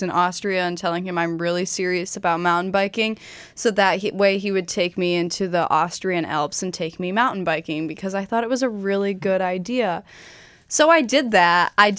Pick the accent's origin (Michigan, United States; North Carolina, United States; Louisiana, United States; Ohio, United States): Michigan, United States; I am born and raised in Michigan